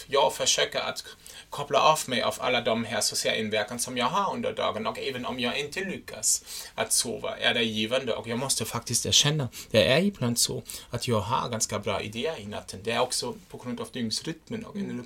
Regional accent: Germany; Swedish is a second language; moved away; jag är en tysk

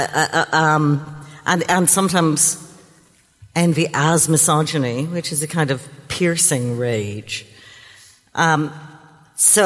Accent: Ireland; When I grew up in Catholic Ireland

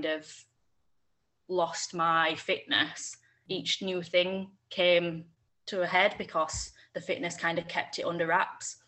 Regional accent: Yorkshire and the Humber, United Kingdom; I'm 25 and I'm from Yorkshire.

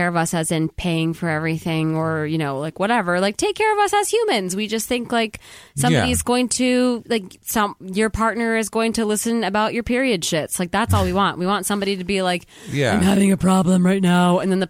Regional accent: Chicago, Illinois, United States; because I grew up obviously in Chicago with Michael Jordan, Rodman, and Pippen, so those were my dudes.

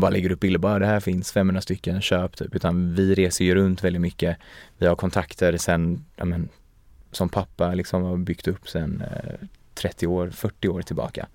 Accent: Sweden; also born or lived in Paris / Gothenburg; Jag är ju uppvuxen i, i Sverige

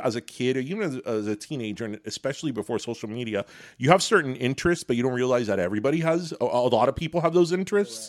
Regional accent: Miami, Florida, United States; a kid growing up in Miami in the eighties

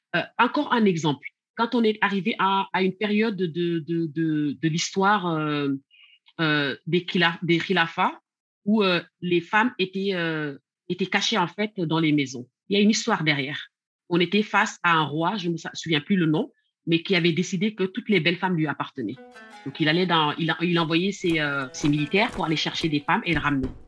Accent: Senegal; also born or lived in the West; now in France; quand j'ai grandi, en fait, cette histoire d'homosexualité ne posait pas autant de problèmes au Sénégal

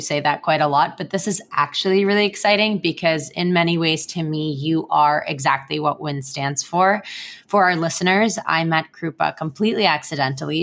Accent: Israel; moved away as an adult; now in United States; I moved across the world to the United States from my home country of Israel without my family

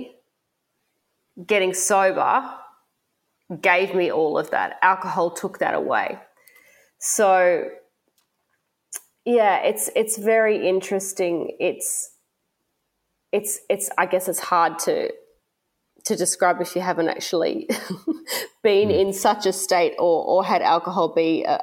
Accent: Australia; also born or lived in Melbourne / Gold Coast

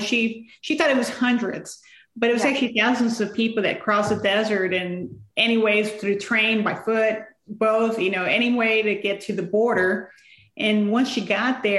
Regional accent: San Antonio, Texas, United States; I grew up in San Antonio, but going to Mexico during the summers

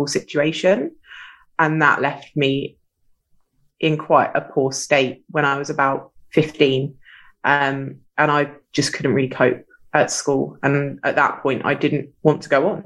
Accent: Sussex, South East England, United Kingdom; I grew up in Sussex

